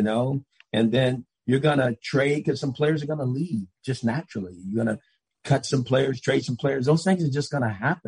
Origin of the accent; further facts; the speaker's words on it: Los Angeles, California, United States; moved away; I'm from Los Angeles, so a lot of my relationships are still there